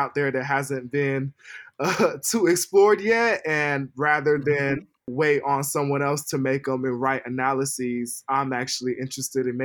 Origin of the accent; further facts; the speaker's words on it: United States; also born or lived in Bay Area; now in Los Angeles, United States; I was born and raised in the States, but you know, my family comes from like the Niger Delta